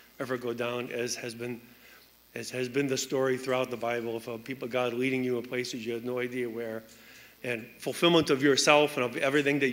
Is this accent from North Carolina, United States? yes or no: no; Chicago, Illinois, United States; I was raised here in the Chicago area